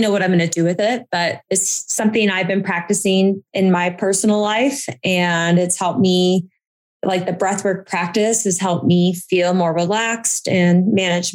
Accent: Boise, Idaho, United States; moved away; also born or lived in Washington, District of Columbia, United States; I grew up in Boise

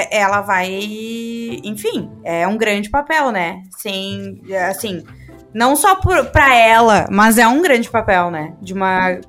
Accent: Brazil; a gente brasileiro

